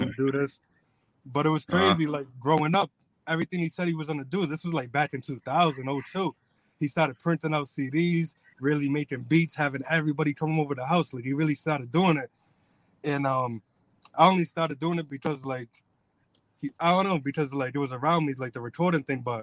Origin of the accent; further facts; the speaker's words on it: New Bedford, Massachusetts, United States; I'm born and raised in New Bedford, but now I go to school in Fall River. I'm moving to Taunton